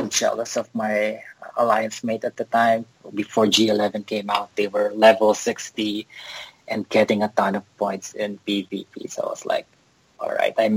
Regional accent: Philippines; now in Texas, United States; I am in Texas, but I'm originally from the Philippines.

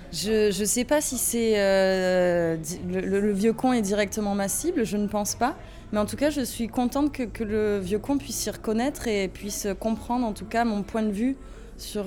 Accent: Avignon, Provence-Alpes-Côte d'Azur, France; je viens d'Avignon, moi. Je suis avignonnaise.

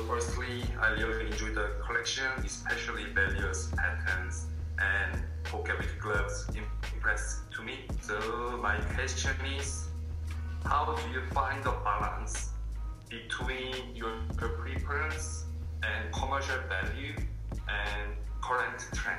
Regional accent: South Korea; from South Korea. I study design management at Pony University, IDAS, in Seoul.

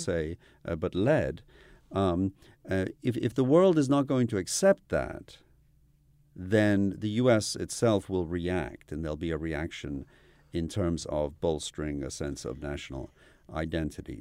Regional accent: United Kingdom; moved away; also born or lived in Iran / United States; I grew up in the U K

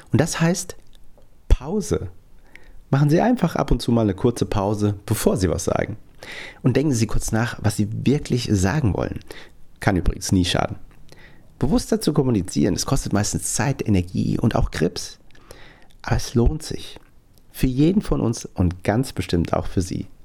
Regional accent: Frankfurt, Hesse, Germany; Und für mich als echten Hessen, als, als Frankfurter, dachte ich natürlich ganz besonders, was der so sagt.

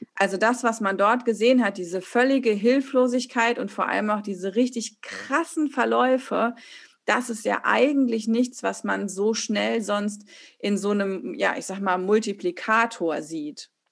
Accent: Hesse, Germany; Wir kommen aus der gleichen Region in Hessen

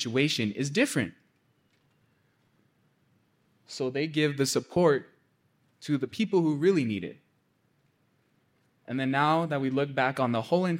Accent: Pueblo of Acoma, New Mexico, United States; I'm from the Pueblo of Acoma

